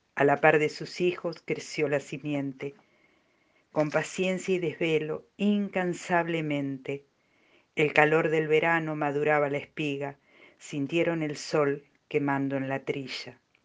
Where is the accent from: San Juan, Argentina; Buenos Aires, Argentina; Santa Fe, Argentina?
Buenos Aires, Argentina; Villa Maza; la tierra que me vio nacer